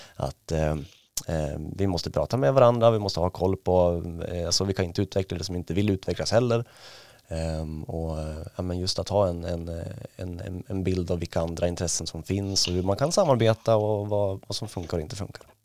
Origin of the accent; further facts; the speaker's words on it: Ås, Jämtland, Sweden; jag är ju uppvuxen i, i Ås utanför Östersund